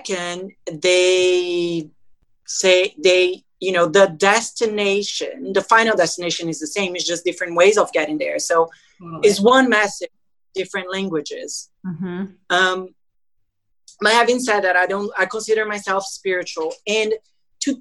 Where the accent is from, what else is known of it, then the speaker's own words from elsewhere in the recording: Brazil; I'm from Brazil